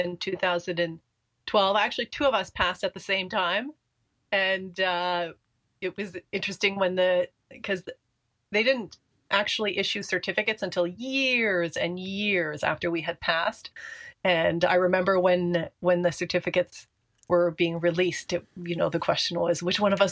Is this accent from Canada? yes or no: yes; Canada; I am French Canadian, and my father was born in Italy, so I had the extremely good fortune of, you know, being trilingual by the time I was, you know, three or four years old